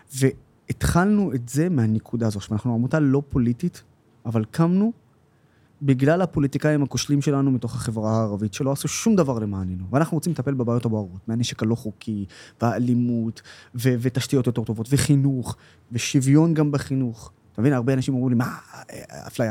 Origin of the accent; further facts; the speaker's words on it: Israel; כערבי ישראלי